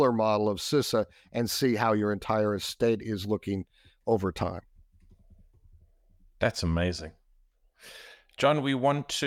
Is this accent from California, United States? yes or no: no; Texas, United States; I'm from Texas, and I consider Australia to be the Texas of the South Pacific because everybody's super friendly and they barbecue a lot.